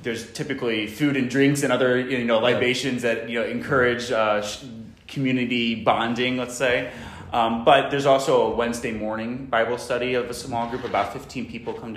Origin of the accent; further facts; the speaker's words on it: St. Louis, Missouri, United States; now in Rye, United States; I'm originally from St. Louis, Missouri.